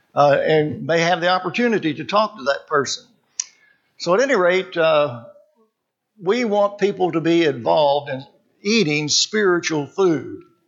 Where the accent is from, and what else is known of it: Arkansas, United States; born or raised there; also born or lived in California